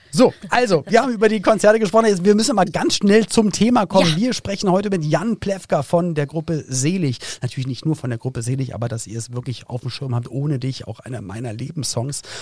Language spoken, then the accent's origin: German; Berlin, Germany; als ich dann Teenager war, da wusste ich als Berliner, ich muss nicht zur Bundeswehr